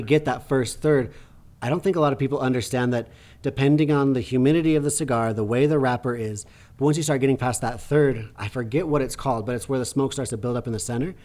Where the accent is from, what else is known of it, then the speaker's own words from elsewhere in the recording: Preston, Idaho, United States; when they played that movie in my hometown, like, did a screening, Preston, Idaho